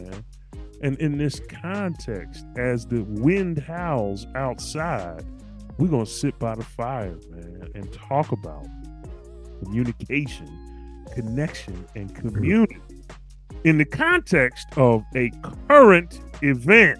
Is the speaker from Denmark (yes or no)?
no; Philadelphia, Pennsylvania, United States; I'm from Philly.